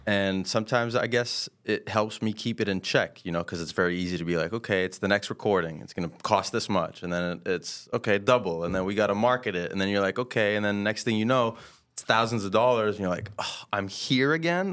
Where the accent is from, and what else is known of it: Quebec, Canada; born or raised there; first language French; English is a second language